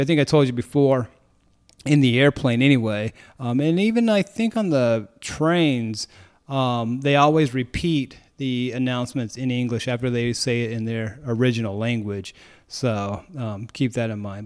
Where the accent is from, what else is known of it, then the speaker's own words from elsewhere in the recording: United States; as an American who doesn't know anything